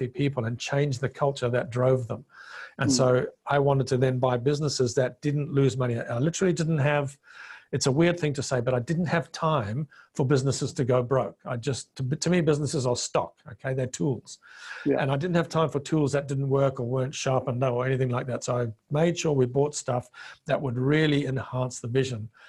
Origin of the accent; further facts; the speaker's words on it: Zimbabwe; first language Bemba; English is a second language; moved away as an adult; also born or lived in Zambia; now in Australia; I came from Rhodesia, which was the breadbasket of Africa.